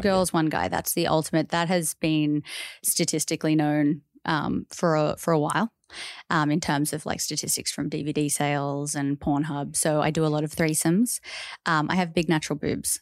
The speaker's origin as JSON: {"language": "English", "country": "Australia", "tie": "born or raised there", "said": "growing up as an Australian"}